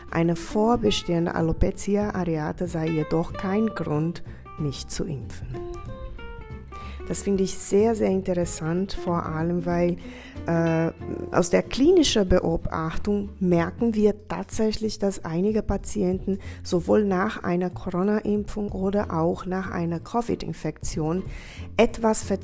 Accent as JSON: {"language": "German", "country": "Brazil", "lives_now": "Bad Kissingen, Germany", "said": "Ich komme selber ursprünglich aus Brasilien"}